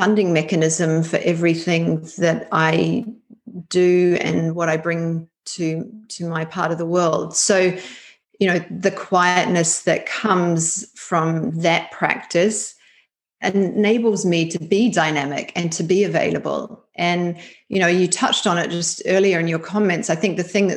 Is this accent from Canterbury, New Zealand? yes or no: yes; Christchurch, Canterbury, New Zealand; moved away as an adult; also born or lived in Sydney, Australia; now in London, United Kingdom; I grew up in Christchurch, New Zealand, in the South Island, and completed my education there